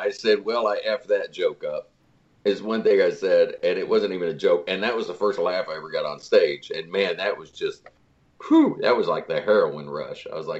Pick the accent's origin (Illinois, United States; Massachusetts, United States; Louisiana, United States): Illinois, United States; Salem; moved away as an adult; also born or lived in Du Quoin, Illinois / Nashville, Tennessee; I was born in Southern Illinois, in DuQuoin, Illinois, 1970. And then we ended up moving to Salem, Illinois, which was Andy Griffith town then. And now I believe it's a crystal meth village.